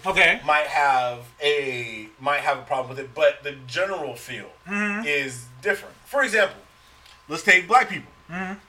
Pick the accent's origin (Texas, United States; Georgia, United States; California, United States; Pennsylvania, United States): California, United States; San Francisco; I was born in San Francisco